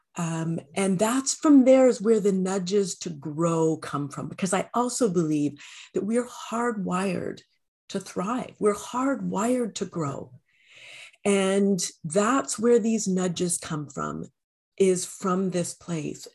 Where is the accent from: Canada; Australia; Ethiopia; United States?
Canada; I am a Canadian